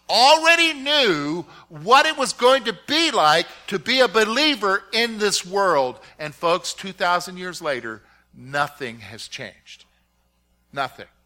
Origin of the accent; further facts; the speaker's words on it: South Carolina, United States; also born or lived in Virginia; And a good portion of my growing up years was in South Caro